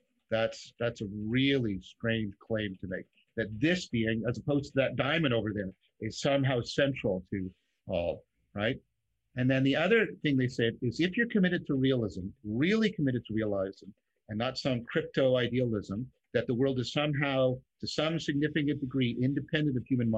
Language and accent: English; Canada; as a Canadian